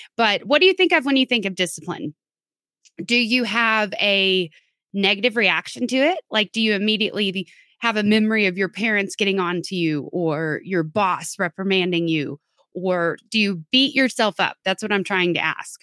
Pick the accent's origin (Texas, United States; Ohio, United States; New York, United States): Texas, United States; I'm from Texas